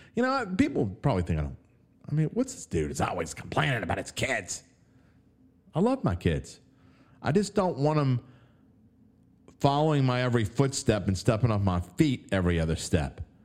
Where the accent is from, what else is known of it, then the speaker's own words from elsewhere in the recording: West Bank, Louisiana, United States; I'm from the West Bank